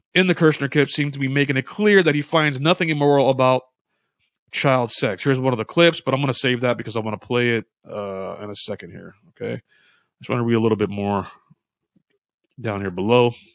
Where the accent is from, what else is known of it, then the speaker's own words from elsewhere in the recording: United States; I consider myself American. I never been to Africa